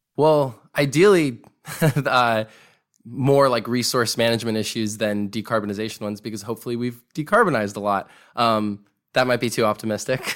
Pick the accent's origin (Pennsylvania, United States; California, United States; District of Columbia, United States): California, United States; Sacramento; I grew up in Sacramento, California